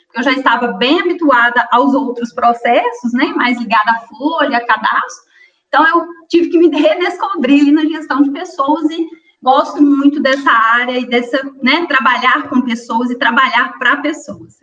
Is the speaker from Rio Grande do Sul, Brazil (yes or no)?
no; Astolfo Dutra, Minas Gerais, Brazil; Minha origem, eu sou de um distrito de Astolfo Dutra, né? De uma colônia de italianos que chama Colônia Santa Maria